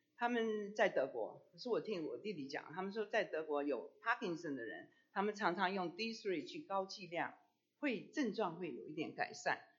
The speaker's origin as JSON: {"language": "Chinese", "country": "China", "said": "熬大补汤，我们中国人都说，哎，我不喝牛奶，喝牛奶会拉肚子，我就不喝牛奶，我我煮骨头汤。"}